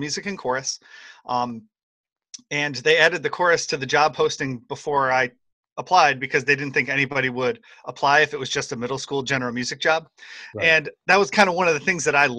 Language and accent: English; Western New York, United States; I'm from Western New York